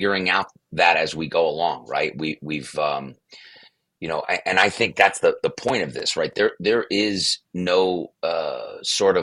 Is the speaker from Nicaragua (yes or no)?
no; Brooklyn, New York, United States; moved away as an adult; also born or lived in St. Bonaventure, New York; I grew up in Brooklyn, as far away from Olean and St. Bonaventure, New York as possible.